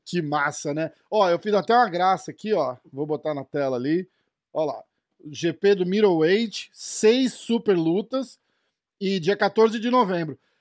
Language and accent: Portuguese; São Paulo, Brazil; sou de São Paulo também.